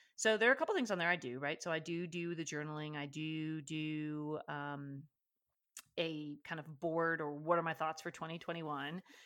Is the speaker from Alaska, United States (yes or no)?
yes; Alaska, United States; moved away; I grew up in Alaska